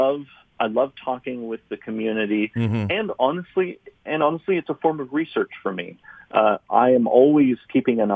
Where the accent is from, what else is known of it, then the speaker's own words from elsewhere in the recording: San Luis Obispo, California, United States; I grew up in San Luis Obispo, California, which is, you know, a relatively small university town.